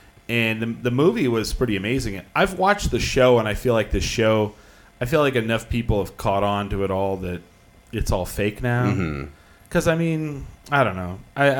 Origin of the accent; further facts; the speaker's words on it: Clovis, United States; Yeah, I grew up in Clovis.